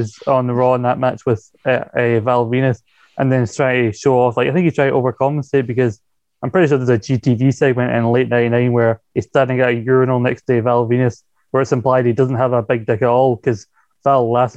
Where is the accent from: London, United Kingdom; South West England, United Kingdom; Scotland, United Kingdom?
Scotland, United Kingdom; as a Scottish man